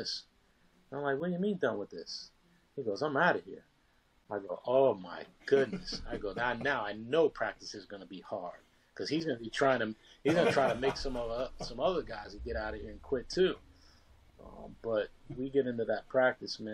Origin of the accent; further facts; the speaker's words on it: New York, United States; born and raised in New York